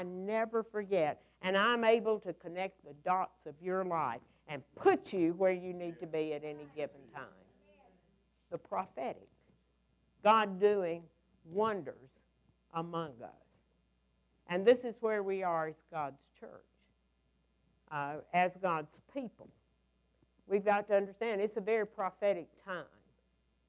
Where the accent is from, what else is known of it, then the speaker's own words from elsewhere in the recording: United States; also born or lived in Alabama / Georgia; I'm from Alabama and Georgia